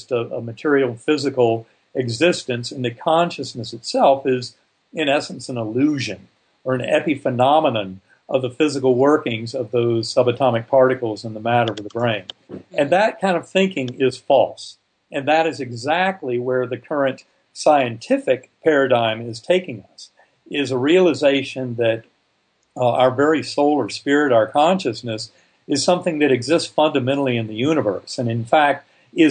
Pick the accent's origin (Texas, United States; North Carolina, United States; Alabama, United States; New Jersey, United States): North Carolina, United States; I grew up in North Carolina